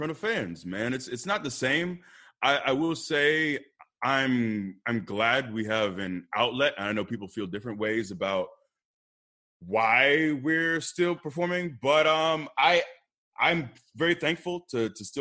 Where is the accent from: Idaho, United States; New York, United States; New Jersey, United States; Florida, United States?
Florida, United States; Tampa; also born or lived in Iowa; I grew up in Tampa, and I live here now